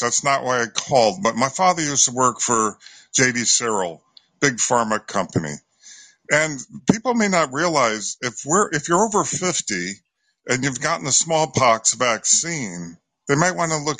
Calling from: Connecticut, United States; I'm calling from Connecticut.

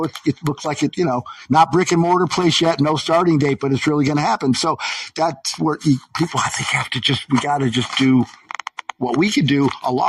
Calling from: Syracuse, New York, United States; Central New York. I'm in American Siberia. Syracuse, New York.

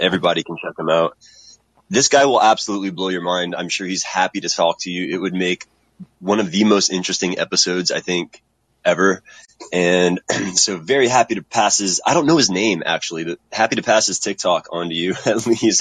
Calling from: Texas, United States; I'm calling from Texas

